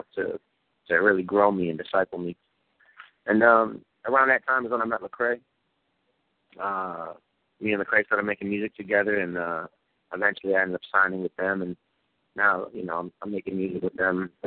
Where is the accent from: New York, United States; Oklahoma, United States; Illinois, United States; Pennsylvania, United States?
New York, United States; Syracuse; I grew up in New York, in Syracuse, New York, single-parent home, me and my mom